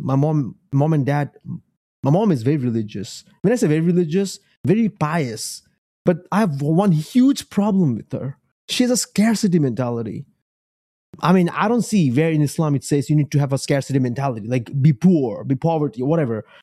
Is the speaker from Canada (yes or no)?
no; United States; also born or lived in Bangladesh; I'm American. I'm Beng, Bangladeshi American.